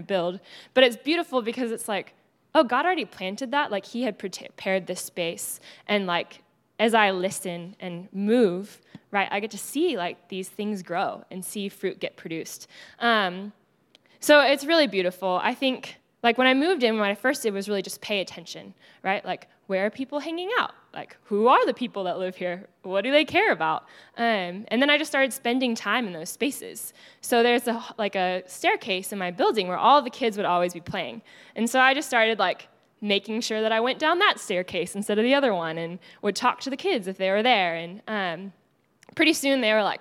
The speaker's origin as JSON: {"language": "English", "region": "Texas", "country": "United States", "accent": "Texas", "moved": "as an adult", "lives_now": "Los Angeles, United States", "said": "my Texas accent"}